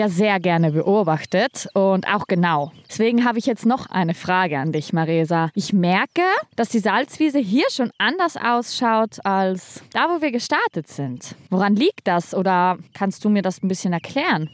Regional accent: South Tyrol, Trentino-Alto Adige, Italy; moved away as an adult; now in Schleswig-Holstein, Germany; Ich komme ursprünglich aus Südtirol

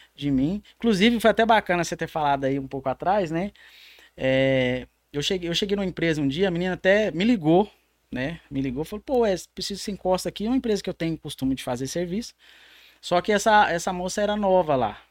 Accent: São Paulo, Brazil; now in Minas Gerais, Brazil; sou lá do estado de São Paulo.

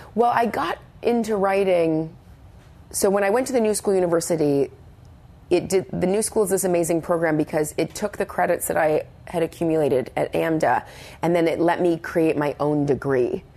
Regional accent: Brandon, Manitoba, Canada; moved away; living in my hometown of Brandon, Manitoba

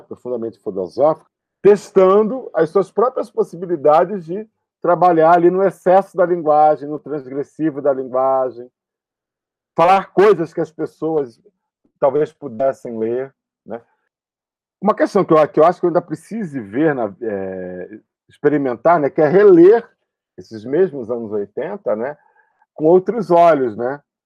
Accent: São Gonçalo, Rio de Janeiro, Brazil; also born or lived in Niterói; eu sou de Niterói, e, mas vivi grande parte da minha vida em São Gonçalo, que é uma cidade ao lado, lá no Rio de Janeiro

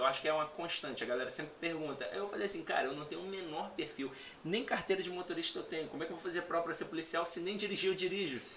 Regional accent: Hidrolândia, Ceará, Brazil; also born or lived in Santa Quitéria; eu sou nordestino, né? Eu nasci no Ceará

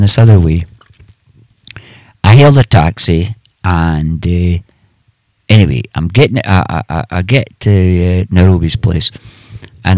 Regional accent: Scotland, United Kingdom; I'm Scottish

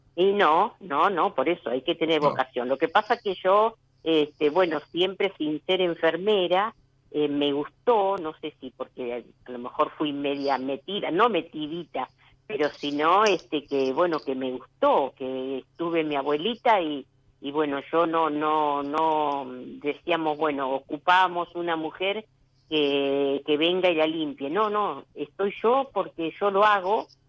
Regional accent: General Pico, La Pampa, Argentina; de La Pampa, de General Pico La Pampa.

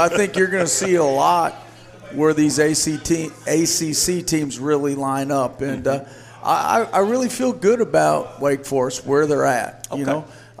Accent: Wisconsin, United States; moved away as an adult; now in North Carolina, United States; I'm from Wisconsin

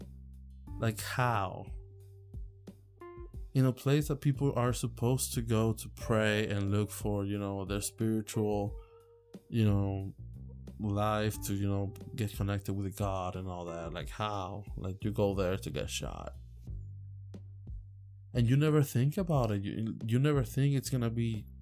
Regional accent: Puerto Rico; now in Virginia, United States; I come from Puerto Rico

